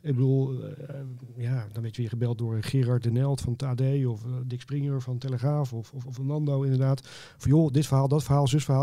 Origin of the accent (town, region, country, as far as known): Netherlands